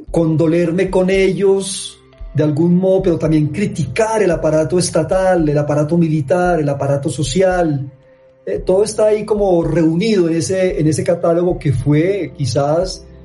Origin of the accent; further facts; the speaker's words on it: Medellín, Antioquia, Colombia; en tanto que somos de Medellín, de Antioquia y de Colombia